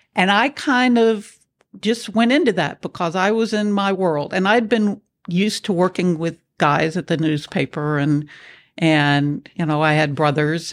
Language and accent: English; Nashville, Tennessee, United States; moved away as an adult; also born or lived in Houston, Texas; I grew up in Nashville, Tennessee